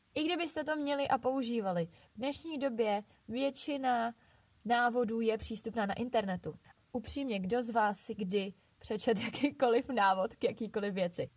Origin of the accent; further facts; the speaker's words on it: Bohemia, Czechia; u nás v Čechách